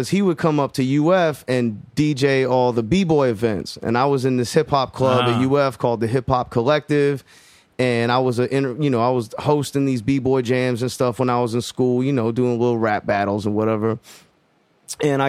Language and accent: English; Jacksonville, Florida, United States; I grew up in Jacksonville